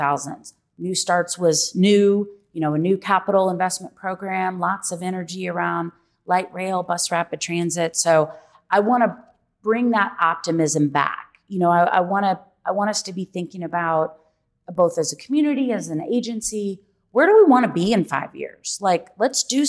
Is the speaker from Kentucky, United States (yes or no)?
yes; Louisville, Kentucky, United States; also born or lived in Florida; I'm born and raised in Louisville